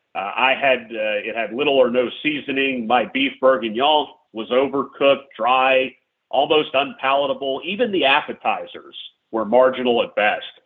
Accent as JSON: {"language": "English", "region": "Louisiana", "country": "United States", "tie": "born or raised there", "moved": "yes", "lives_now": "Tampa, United States", "said": "even though I live in Tampa, I'm from Louisiana"}